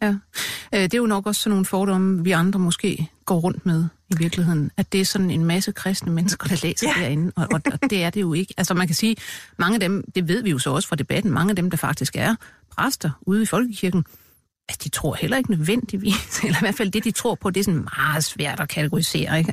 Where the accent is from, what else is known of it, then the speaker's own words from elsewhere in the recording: Denmark; min barndom i Rigskov